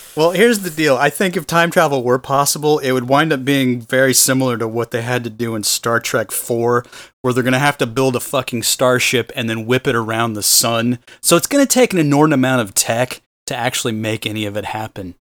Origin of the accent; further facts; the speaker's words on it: Austin, Texas, United States; moved away; my hometown where they had a regatta at the Lake Austin